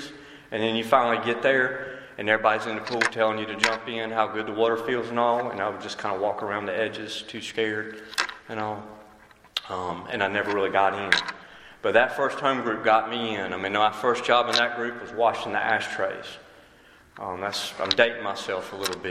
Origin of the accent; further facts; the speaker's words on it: Wilson, North Carolina, United States; I was born and raised in Wilson, North Carolina.